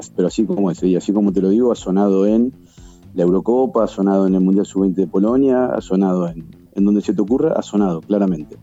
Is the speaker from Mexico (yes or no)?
no; La Plata, Buenos Aires Province, Argentina; yo soy de La Plata